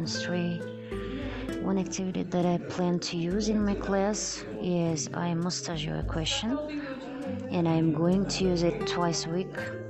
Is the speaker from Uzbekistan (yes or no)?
yes; Nukus, Karakalpakstan, Uzbekistan; English is a second language; I'm from Nukus.